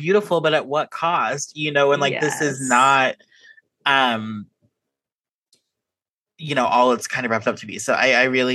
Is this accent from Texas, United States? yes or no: yes; Houston, Texas, United States; moved away as an adult; now in California, United States; I grew up in the Houston suburbs